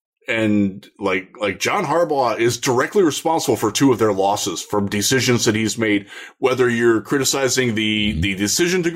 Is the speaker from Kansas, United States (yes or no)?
no; Cleveland, Ohio, United States; I am from Cleveland